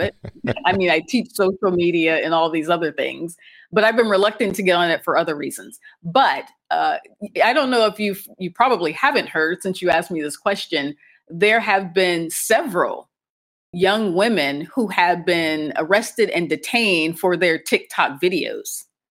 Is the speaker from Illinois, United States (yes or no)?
no; Akron, Ohio, United States; moved away as an adult; now in Cairo, Egypt; I'm American, and I grew up in the U S, specifically in Ohio, and more specifically in Akron, Ohio